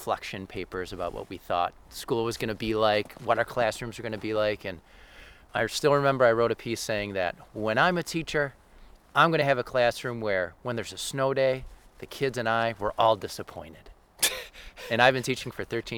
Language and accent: English; Hamburg, New York, United States; This is my hometown. These are actually the woods that I grew up in.